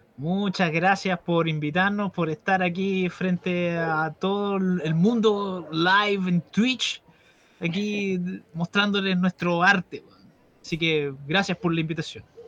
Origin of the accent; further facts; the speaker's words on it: Chile; nosotros como bandas chilenas